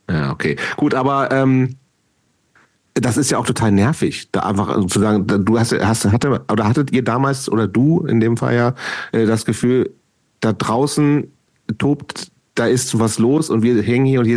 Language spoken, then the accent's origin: German; Lower Saxony, Germany; Aber ich bin Niedersachse, insofern.